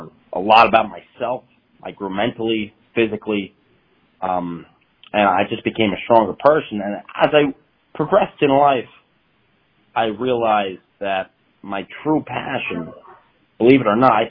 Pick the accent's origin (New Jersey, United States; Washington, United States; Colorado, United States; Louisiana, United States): New Jersey, United States; Franklin Lakes; also born or lived in North Haledon, New Jersey; I grew up in a small town in Jersey called North Haven, but spent most of my time in the neighboring town, which is Franklin Lakes